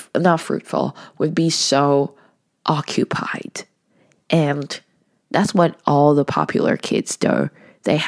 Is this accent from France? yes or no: no; Hong Kong; moved away as an adult; now in Vancouver, Canada; I wasn't originally from Vancouver. I was from Hong Kong. So I have to study abroad. And I went to UBC.